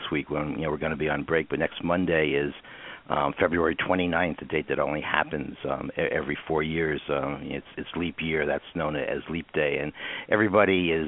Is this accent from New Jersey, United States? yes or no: yes; New Jersey, United States; I grew up in New Jersey